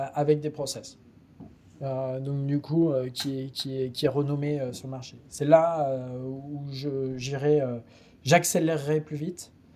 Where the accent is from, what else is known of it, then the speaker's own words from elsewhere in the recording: France; en tant que bon français